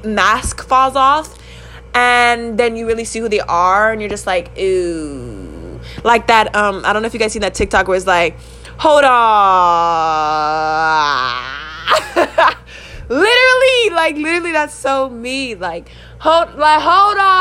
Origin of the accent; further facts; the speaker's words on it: California, United States; I'm from California